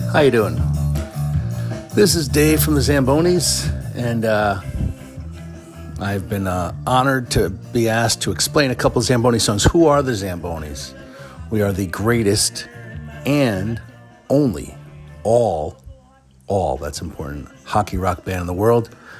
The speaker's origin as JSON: {"language": "English", "region": "Connecticut", "country": "United States", "said": "we're from Connecticut, and uh, I was a huge Hartford Whalers fan"}